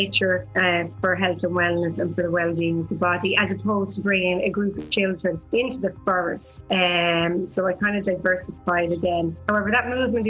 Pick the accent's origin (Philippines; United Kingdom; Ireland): Ireland; Hollywood, County Wicklow; moved away as an adult; also born or lived in South America; growing up in Wicklow in Hollywood